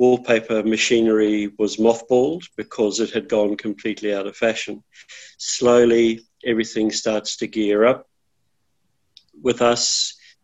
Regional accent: New Zealand; moved away as an adult; now in Australia; I'm from New Zealand, and I became involved in Australia in the late 80s.

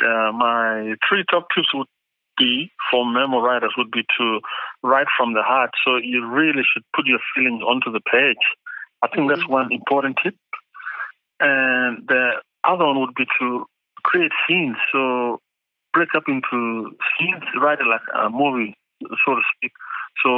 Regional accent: Adelaide, South Australia, Australia; now in Western Australia, Australia; the Crows and Port Adelaide from my hometown

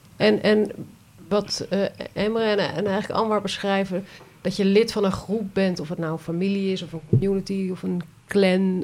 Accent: Netherlands; wij Nederlanders

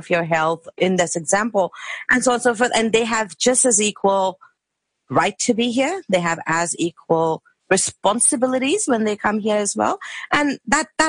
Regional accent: India; moved away as an adult; now in Australia; we are from India and people call us brown or curry

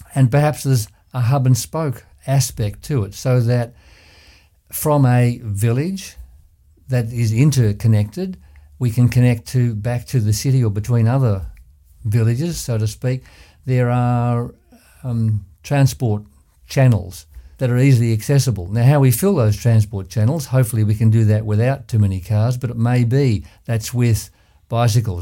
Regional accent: Ballarat, Victoria, Australia; I was born and bred in Ballarat

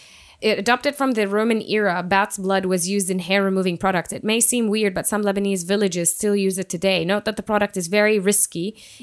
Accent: Jordan; moved away as an adult; now in Australia; where I grew up in Jordan

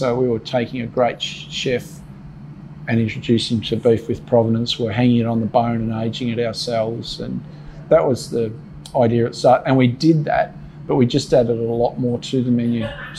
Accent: Australia; now in Melbourne, Australia; And I grew up on the Murray where, you know, browned off in October through November, and by Christmas there wasn't much to eat.

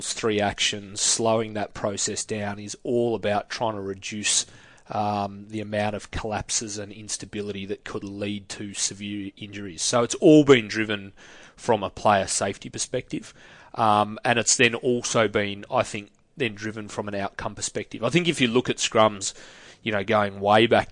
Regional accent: Australia; as an Australian

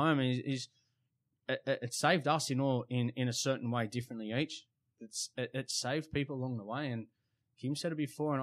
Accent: Sydney, New South Wales, Australia; We're all from Sydney

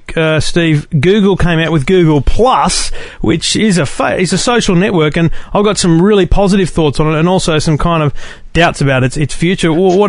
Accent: Queensland, Australia; I'm a Queenslander

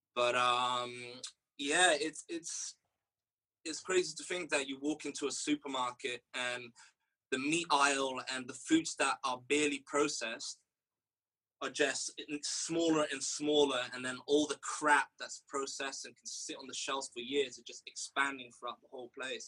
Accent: Rio de Janeiro, Brazil; now in England; born and raised in Rio de Janeiro

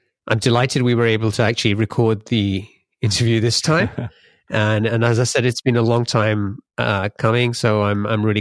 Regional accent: London, United Kingdom; moved away as an adult; now in Seattle area, United States; I grew up in London and I must have left around the time when you started doing the life training because I moved here around 2004

